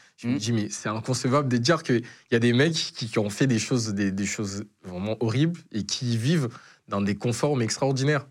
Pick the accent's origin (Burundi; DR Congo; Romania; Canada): DR Congo; also born or lived in Angola; now in Marseille, France; j'ai dû quitter le Congo